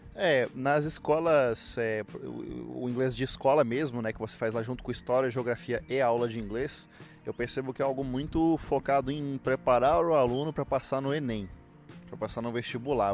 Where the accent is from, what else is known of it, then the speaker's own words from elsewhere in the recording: Palmas, Tocantins, Brazil; moved away as an adult; also born or lived in Miracema do Norte, Tocantins; now in Curitiba, Brazil; Eu sou da pequena e pacata cidade de Miracema do Norte. Morei a vida inteira na cidade de Palmas, capital do Tocantins. E agora moro em Curitiba